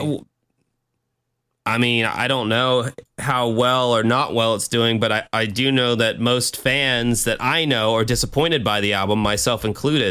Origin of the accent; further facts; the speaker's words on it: United States; me being American